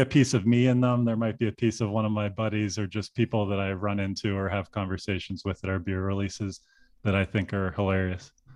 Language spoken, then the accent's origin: English; Pittsburgh, Pennsylvania, United States; now in Chicago, United States; my hometown of Pittsburgh